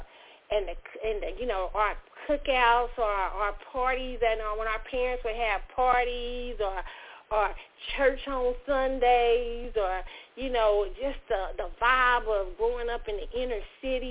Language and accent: English; United States; We are American. We in the soil